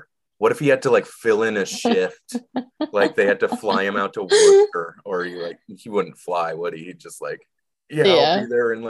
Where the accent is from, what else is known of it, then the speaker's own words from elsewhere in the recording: Ridgewood, New Jersey, United States; I was born in Ridgewood, New Jersey at 7:13 PM on October 9th, 1986.